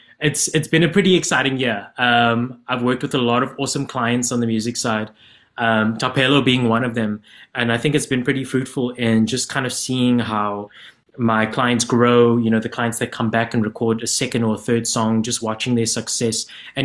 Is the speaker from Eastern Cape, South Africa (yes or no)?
yes; Gqeberha, Eastern Cape, South Africa; moved away as an adult; now in Cape Town, South Africa; I'm from a GQ originally, born and bred in Gqeberha. So my home base is there, my studio is based there, but I decided to make the move last year in January to move to Cape Town.